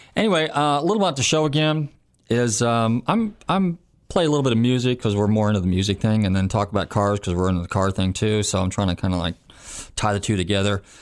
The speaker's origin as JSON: {"language": "English", "region": "California", "country": "United States", "tie": "born or raised there", "moved": "yes", "said": "I'm from California originally, and, and growing up in California in the '60s and early '70s"}